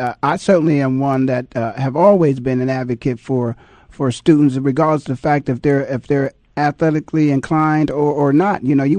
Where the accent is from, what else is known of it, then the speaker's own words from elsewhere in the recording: Ohio, United States; Rockman was actually, I'm from Ohio.